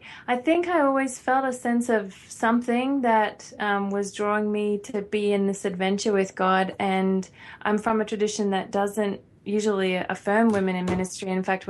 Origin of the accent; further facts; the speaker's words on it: Australia; moved away; Yes, we're both Australian.